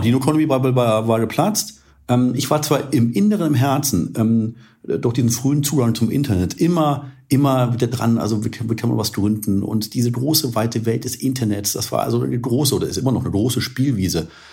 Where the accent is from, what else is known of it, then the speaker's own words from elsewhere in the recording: Munich, Bavaria, Germany; also born or lived in California; in München damals, also meine Heimatstadt und Lieblingsstadt